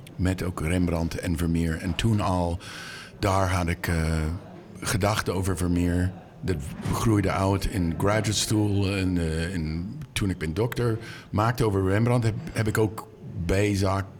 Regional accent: Boston, Massachusetts, United States; Dutch is a second language; moved away; Ik ben opgegroeid in Boston. Ik ging naar de Isabella Stewart Gardner Museum als kind

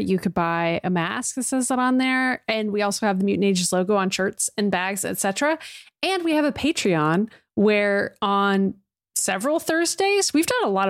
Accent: Massachusetts, United States; And I'm from Massachusetts, just like Emma.

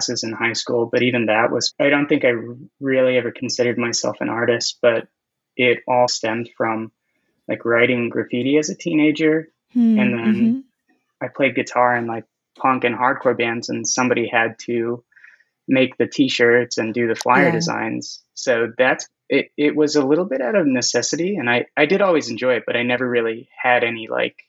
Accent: Inland Empire, Southern California, United States; now in Long Beach, United States; I am from Southern California, but I'm from the Inland Empire

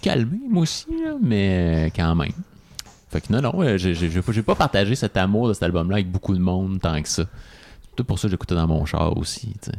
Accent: Quebec, Canada; nous en tant que Québécois

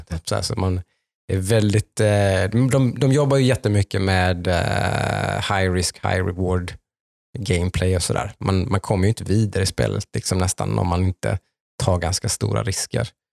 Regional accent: Jönköping area, Jönköping County, Sweden; kommer vi från Jönköpingstrakten alla tre här

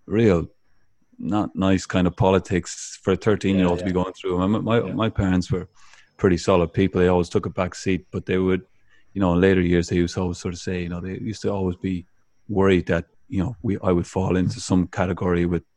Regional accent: Ireland; growing up in Ireland

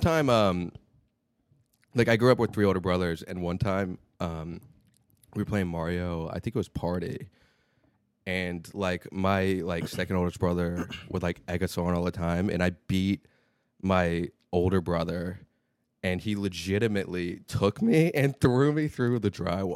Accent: Charleston, West Virginia, United States; now in New York City, United States; I'm from Charleston, so it's, like, the capital city

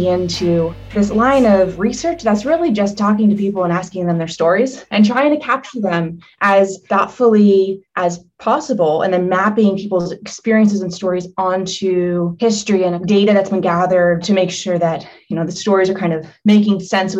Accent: Harmony, Pennsylvania, United States; So I grew up outside of Pittsburgh in the small town of Hermony, a rural community, a village of 700.

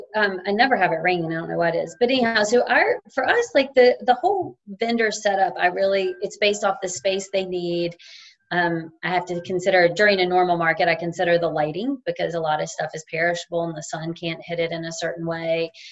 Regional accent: Roanoke, Virginia, United States; moved away; also born or lived in Jackson Hole, Wyoming; I'm from Roanoke, Virginia.

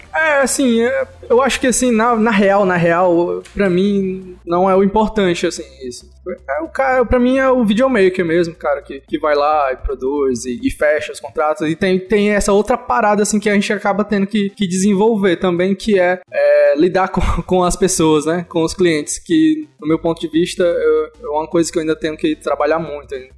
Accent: interior of Ceará, Brazil; now in Fortaleza, Brazil; eu sou de Fortaleza, eu sou, eu moro em Fortaleza hoje, mas eu não sou de Fortaleza, eu, eu vim de uma cidade pequena, aqui do, do interior do Ceará

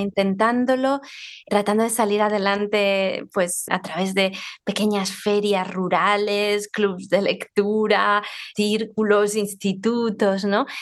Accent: Zaragoza, Aragon, Spain; estoy hablando desde mi ciudad natal, donde vivo, Zaragoza

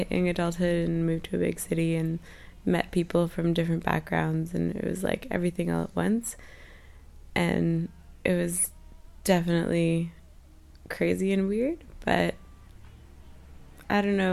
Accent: Kingston, Ontario, Canada; now in Montreal, Canada; I'm from Kingston originally, but I've lived here for 8 years

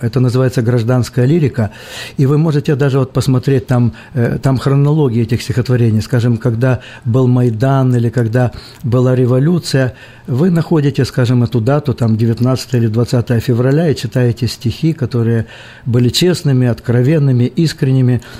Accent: Melitopol district, Zaporizhzhia Oblast, Ukraine; я не из Мариуполя, я из Запорожской области. Ну, соседи. Мелитопольский район

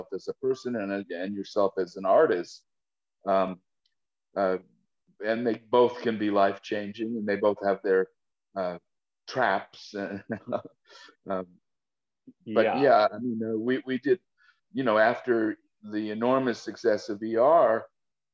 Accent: New York City, New York, United States; moved away as an adult; also born or lived in Rochester, New York; now in Los Angeles, United States; I grew up in the Bronx in Riverdale

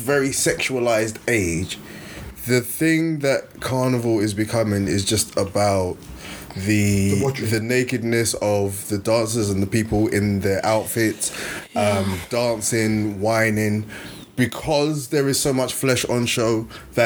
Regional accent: London, United Kingdom; as a Nigerian growing up in London

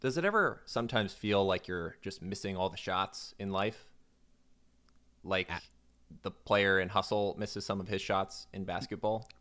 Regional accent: Florida, United States; I'm from Florida

